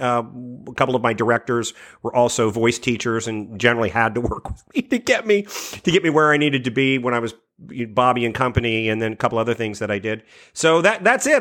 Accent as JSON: {"language": "English", "town": "Washington", "region": "District of Columbia", "country": "United States", "tie": "born or raised there", "said": "I grew up in the Washington, D C area"}